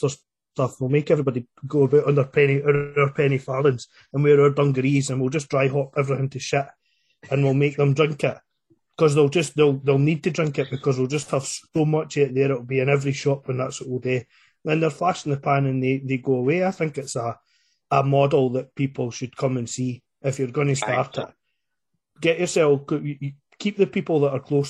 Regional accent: Scotland, United Kingdom; I'm from Scotland

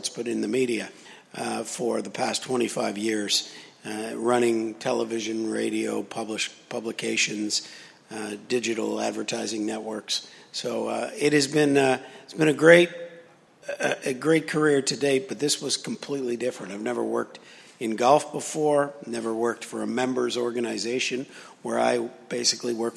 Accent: Toronto, Ontario, Canada; moved away as an adult; I am Canadian, from the thriving metropolis of Toronto

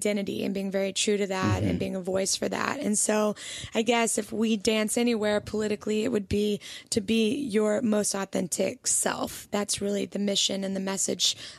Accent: Alabama, United States; So we grew up in Alabama, and we were writing a lot out of Nashville.

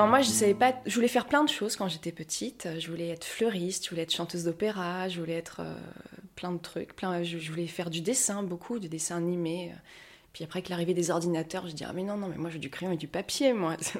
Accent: Paris, Île-de-France, France; je me sens très parisienne parce qu'en plus, je suis née à Paris, tout ça, j'ai des réflexes de parisienne

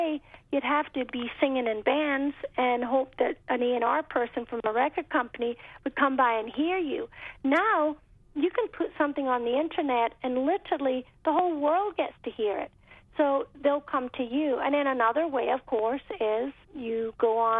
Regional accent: United Kingdom; moved away as an adult; now in United States; I grew up in Britain where we had Radio 1 was our main radio station

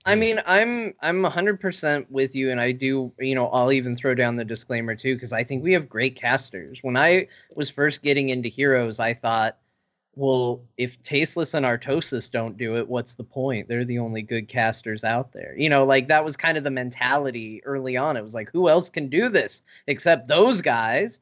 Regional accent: Arizona, United States; I grew up in Arizona

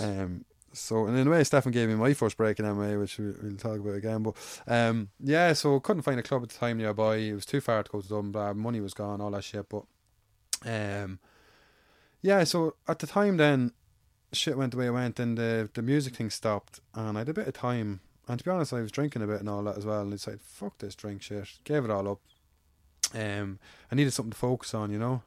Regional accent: Ireland; I grew up in Avon by both sides of the town, so I'm from Severlands.

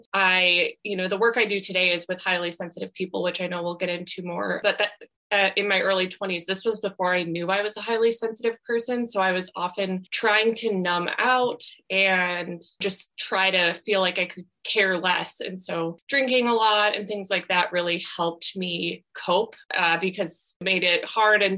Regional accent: Minnesota, United States; moved away as an adult; also born or lived in Wisconsin; now in California, United States; I grew up in Minnesota, and then I went to college in Wisconsin.

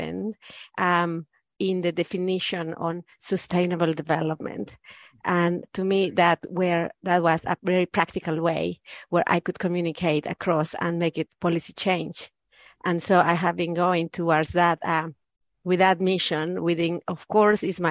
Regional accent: Mexico; English is a second language; moved away as an adult; now in New Zealand; I have been raised in Mexican Catholic family

